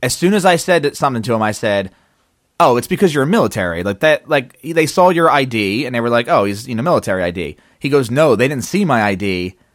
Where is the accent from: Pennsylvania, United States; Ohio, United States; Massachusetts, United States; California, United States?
Pennsylvania, United States; Philadelphia; I'm from Philadelphia